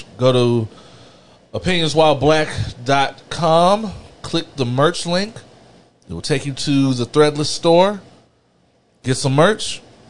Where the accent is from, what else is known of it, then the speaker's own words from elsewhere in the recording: the South, United States; a born and bred Southerner